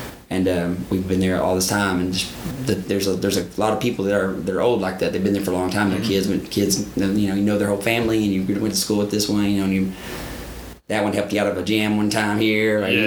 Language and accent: English; Ringling, Oklahoma, United States; moved away; me growing up in Ringling, Oklahoma